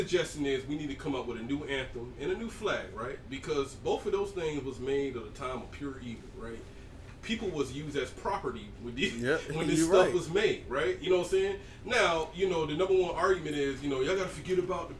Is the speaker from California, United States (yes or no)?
no; Georgia, United States; I'm from Georgia